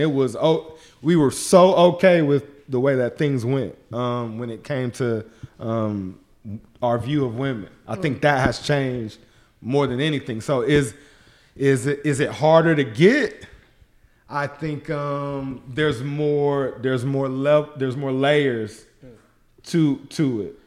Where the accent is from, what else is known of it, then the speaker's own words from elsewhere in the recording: Shreveport, Louisiana, United States; I grew up in Shreveport, Louisiana